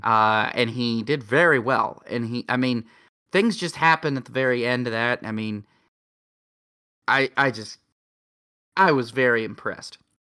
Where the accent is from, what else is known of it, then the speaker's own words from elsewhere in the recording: United States; I'm an American